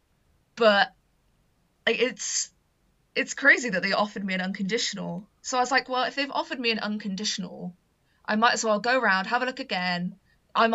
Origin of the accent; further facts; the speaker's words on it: Gloucester, South West England, United Kingdom; I'm originally from Gloucester, so it's, like, really kind of close to home